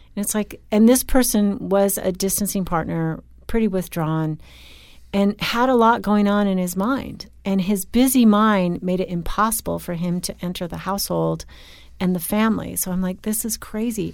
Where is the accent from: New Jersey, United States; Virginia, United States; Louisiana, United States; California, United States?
California, United States; Newport Beach; I grew up on Newport Beach